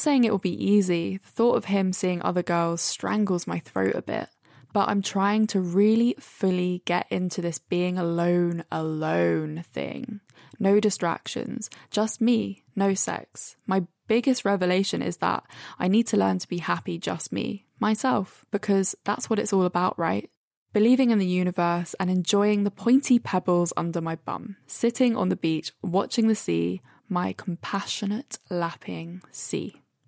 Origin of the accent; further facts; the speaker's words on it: Brighton, South East England, United Kingdom; now in London, United Kingdom; I'm in Brighton